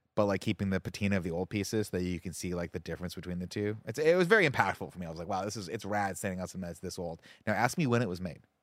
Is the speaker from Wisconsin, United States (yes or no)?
no; Riverside, California, United States; when I grew up in Riverside, we used to go to the Canyon Crest Center